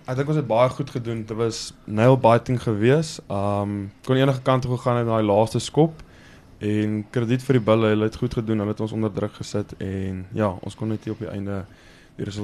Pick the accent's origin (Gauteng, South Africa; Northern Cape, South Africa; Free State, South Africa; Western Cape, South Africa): Northern Cape, South Africa; Kimberley; born there; ek was gebore in Kimberley in die Noord-Kaap.